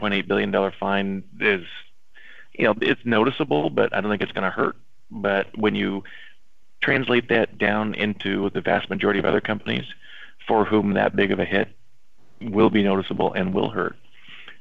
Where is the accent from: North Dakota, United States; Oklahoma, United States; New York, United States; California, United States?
California, United States; Los Angeles; I'm born and raised in Los Angeles